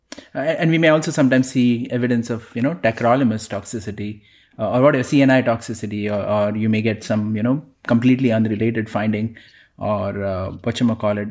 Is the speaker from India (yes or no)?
yes; Mumbai, Maharashtra, India; moved away; growing up in Mumbai